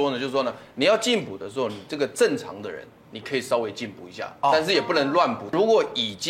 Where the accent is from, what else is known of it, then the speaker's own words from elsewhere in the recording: Taiwan; 这个东西是我们台湾人的传统习俗。